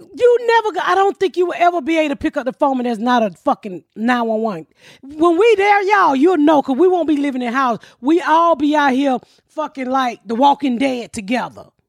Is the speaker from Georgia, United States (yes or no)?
yes; Georgia, United States; I'm from Georgia